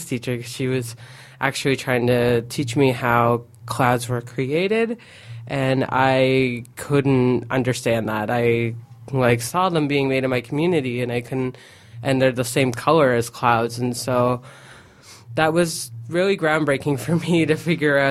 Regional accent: Aamjiwnaang, Ontario, Canada; growing up in Amjadong, I noticed that my family would go on small trips

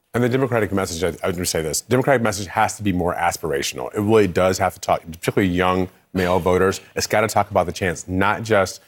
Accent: Michigan, United States; I'm from Michigan

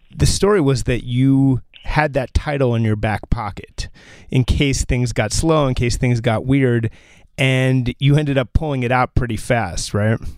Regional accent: New Jersey, United States; I'm from New Jersey

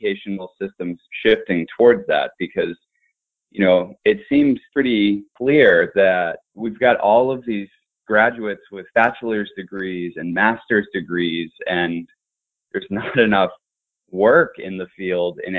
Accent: Shrewsbury, Massachusetts, United States; I went to public schools in Shrewsbury, Massachusetts

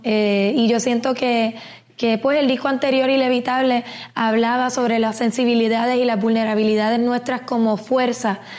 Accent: Puerto Rico; Puerto Rico como puertorriqueña

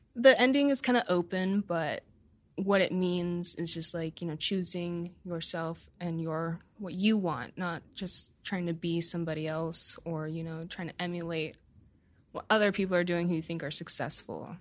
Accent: United States; as an American

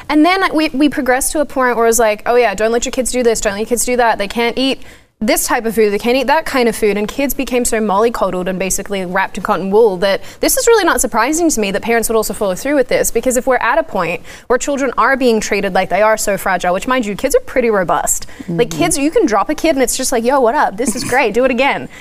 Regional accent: Australia; I'm Australian

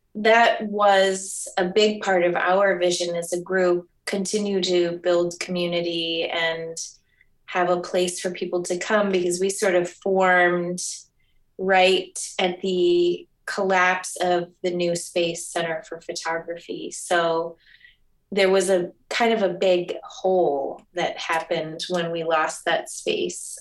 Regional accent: Michigan, United States; also born or lived in New York / Connecticut; now in Oregon, United States; I have been in Oregon about eight years now and came here via New York, and I'm originally from Michigan

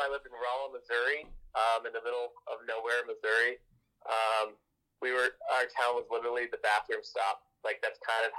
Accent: Saudi Arabia; also born or lived in Arizona / New Mexico; I was born in Arizona. Before even kindergarten, I moved to New Mexico. And then I grew up all of my elementary years. I lived in Saudi Arabia. There's three different cities in Saudi Arabia.

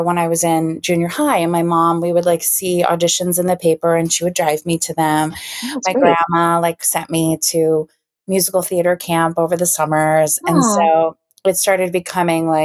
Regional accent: Central Illinois, United States; I grew up in Central Illinois

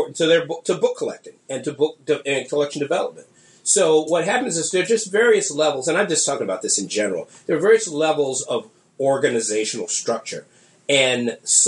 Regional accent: Washington, District of Columbia, United States; my hometown

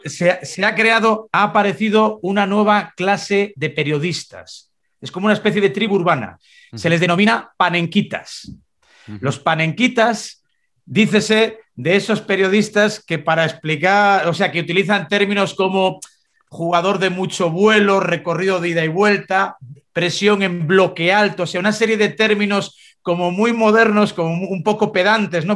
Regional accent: Spain; como español

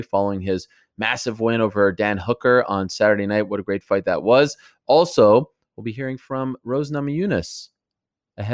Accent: Canada; moved away; I am so proud to be Canadian. I love being a Canadian.

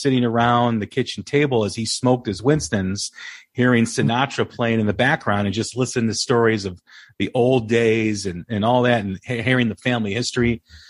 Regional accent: Des Plaines, Illinois, United States; I grew up in Des Plaines, which is about 10, 15 minutes outside of Chicago on the north side.

